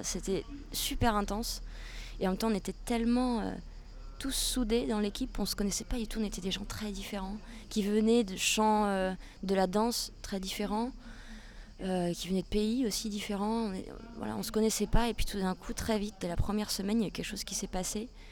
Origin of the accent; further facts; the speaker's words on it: Charente, Nouvelle-Aquitaine, France; now in Poitiers, France; je suis française née en Charente, j'ai 31 euh, ans. J'ai quitté la Charente pour euh, m'installer à Poitiers